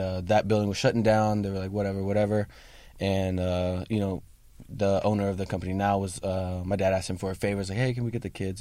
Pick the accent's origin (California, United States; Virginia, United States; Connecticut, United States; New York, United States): California, United States; Sacramento; I'm actually from Sacramento